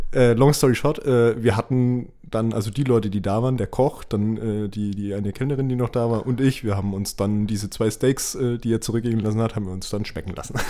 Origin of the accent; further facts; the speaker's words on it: Nuremberg, Bavaria, Germany; bei uns in Nürnberg